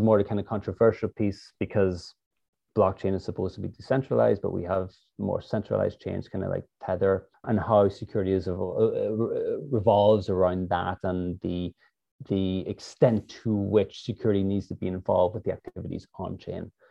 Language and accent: English; Ireland; moved away as an adult; also born or lived in San Jose, United States; now in United States; I'm originally from Ireland